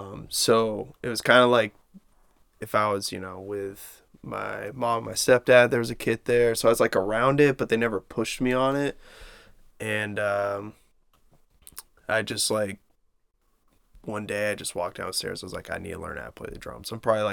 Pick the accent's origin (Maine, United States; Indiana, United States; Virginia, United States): Maine, United States; Standish; I grew up in Standish.